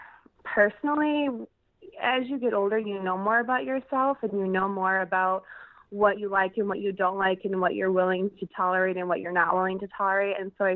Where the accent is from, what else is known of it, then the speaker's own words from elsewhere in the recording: Chicago, Illinois, United States; I live in the Chicagoland area. I live in a suburb of Chicago.